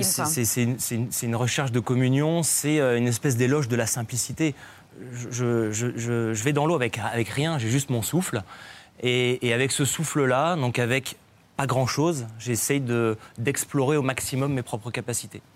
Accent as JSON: {"language": "French", "town": "Nice", "region": "Provence-Alpes-Côte d'Azur", "country": "France", "tie": "born or raised there", "said": "j'ai grandi à Nice"}